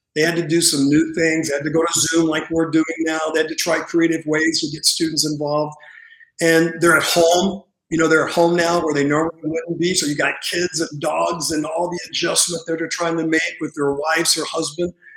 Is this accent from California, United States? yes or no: yes; Santa Monica, California, United States; grew up in um, California, in Santa Monica